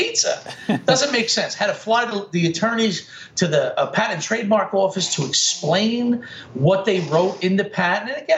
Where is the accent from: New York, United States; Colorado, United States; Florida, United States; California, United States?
New York, United States; New York City; I grew up in Brooklyn